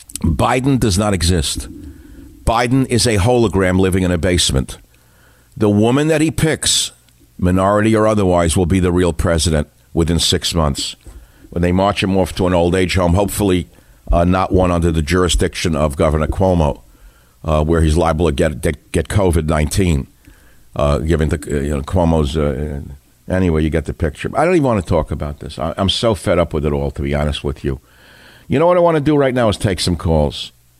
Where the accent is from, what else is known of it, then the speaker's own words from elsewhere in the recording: New York City, New York, United States; moved away; I grew up in New York.